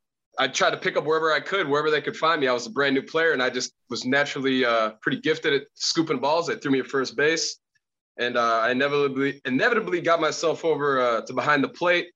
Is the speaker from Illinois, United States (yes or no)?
yes; Chicago, Illinois, United States; I grew up in Chicago as well.